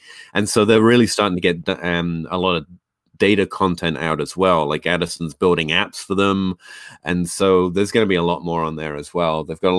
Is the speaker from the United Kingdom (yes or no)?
yes; England, United Kingdom; moved away; I came over from England. I didn't know anyone. And I was just looking to reach out.